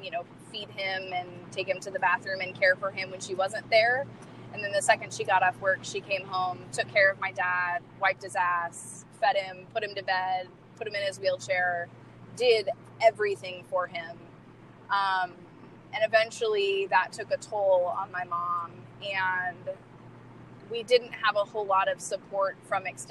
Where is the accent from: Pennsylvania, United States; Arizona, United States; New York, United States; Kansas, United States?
Kansas, United States; moved away; my hometown, which is a small town in Kansas